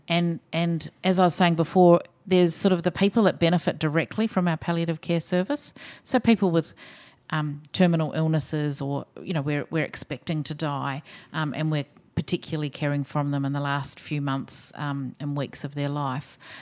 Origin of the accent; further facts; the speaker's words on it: New Zealand; accent: Kiwi; now in Australia; maybe people can tell from my accent, I'm a Kiwi